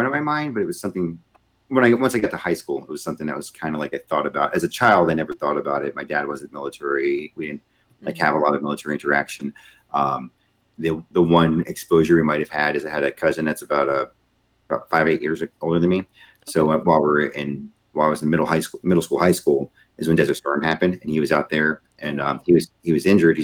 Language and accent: English; Tampa, Florida, United States; born or raised there; also born or lived in New Jersey